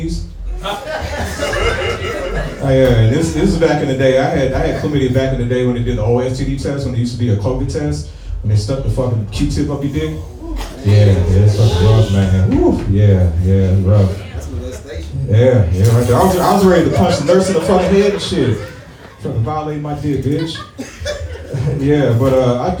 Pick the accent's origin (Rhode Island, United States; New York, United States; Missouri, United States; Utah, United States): Missouri, United States; St. Louis; I am from St. Louis